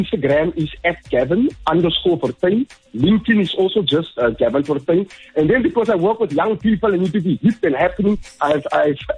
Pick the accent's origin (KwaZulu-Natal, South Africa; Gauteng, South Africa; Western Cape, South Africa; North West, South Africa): Western Cape, South Africa; Cape Town; I'm from Cape Town, and, you know, on the Cape Flats, where gangsterism are rife, and various substance abuse are rife in our communities.